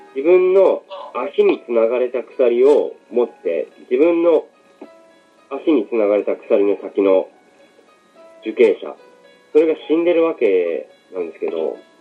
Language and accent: Japanese; Abashiri, Hokkaido, Japan; もともと自分の実家が網走っていうとこなんですけど